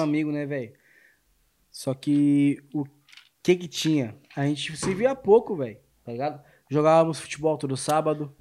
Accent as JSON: {"language": "Portuguese", "region": "Rio Grande do Sul", "country": "Brazil", "said": "eu sou gaúcho"}